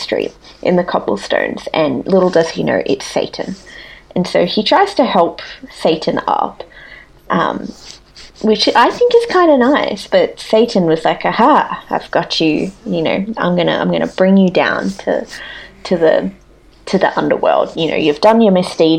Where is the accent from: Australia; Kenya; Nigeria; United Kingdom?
Australia; in Australia growing up we never had any Halloween festivities